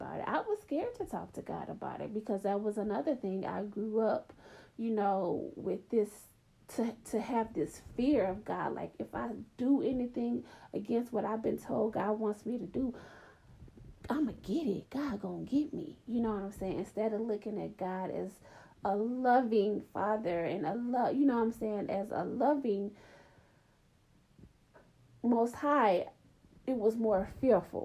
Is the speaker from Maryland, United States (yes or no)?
no; Atlanta, Georgia, United States; I grew up in the South. I grew up in Atlanta.